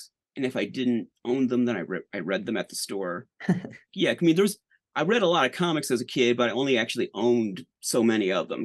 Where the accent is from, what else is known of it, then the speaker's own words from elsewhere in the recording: St. Louis, Missouri, United States; I grew up in the St. Louis area